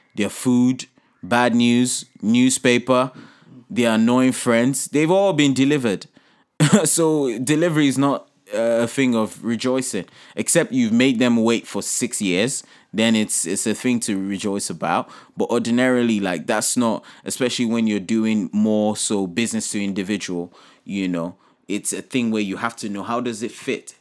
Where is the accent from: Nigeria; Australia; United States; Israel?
Nigeria; my home country here, Nigeria